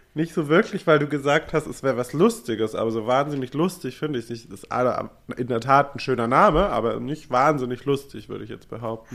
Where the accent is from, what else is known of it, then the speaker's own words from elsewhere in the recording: Germany; als Deutscher